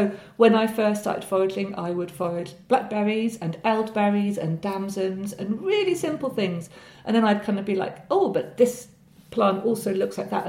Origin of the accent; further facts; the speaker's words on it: North Hertfordshire, East of England, United Kingdom; I grew up in North Hertfordshire